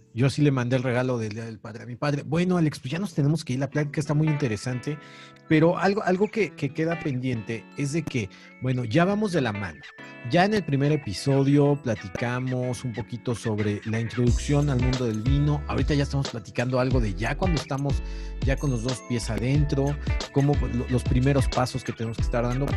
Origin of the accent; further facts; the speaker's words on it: Mexico; vamos a preparar en nuestras casas como mexicanos